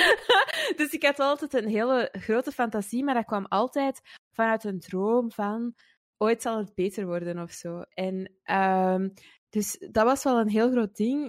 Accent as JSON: {"language": "Dutch", "town": "Antwerp", "region": "Flanders", "country": "Belgium", "tie": "born or raised there", "also_born_or_lived": "Wilrijk, Antwerp", "said": "ik ben opgegroeid in het Kiel. Eh, dat is ook een deelgemeente van Antwerpen."}